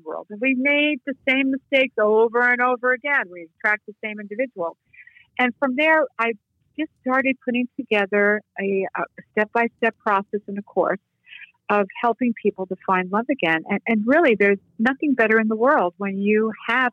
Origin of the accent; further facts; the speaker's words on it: New York City, New York, United States; moved away as an adult; now in Las Vegas, United States; I'm a transplant from the Bronx, New York. I've been here for 44 years